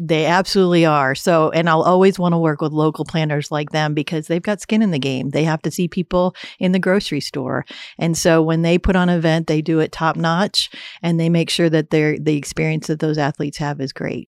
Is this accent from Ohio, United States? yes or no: no; St. Louis, Missouri, United States; moved away as an adult; also born or lived in Columbia, Missouri / Texas / Idaho / Iowa; now in Manhattan, United States; I grew up in St. Louis, Missouri